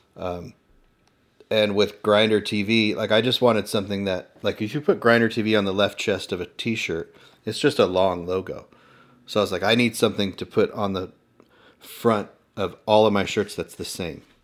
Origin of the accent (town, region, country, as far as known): Inland Empire, Southern California, United States